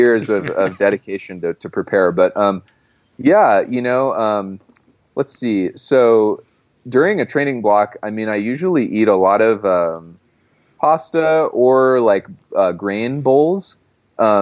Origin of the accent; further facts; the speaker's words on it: Monterey, California, United States; moved away; I grew up in Monterey